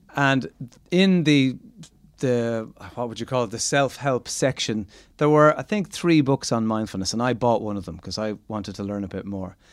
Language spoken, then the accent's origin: English; Ireland; as Irish people